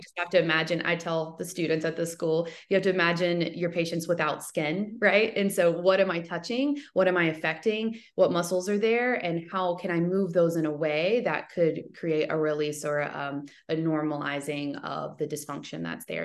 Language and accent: English; Alabama, United States; also born or lived in Michigan; I am kind of from the area where the school is